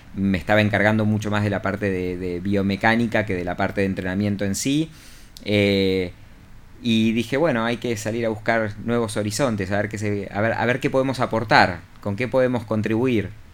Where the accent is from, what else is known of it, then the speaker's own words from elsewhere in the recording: Argentina; moved away as an adult; also born or lived in Cipolletti, Río Negro; now in Chile; para nosotros en Argentina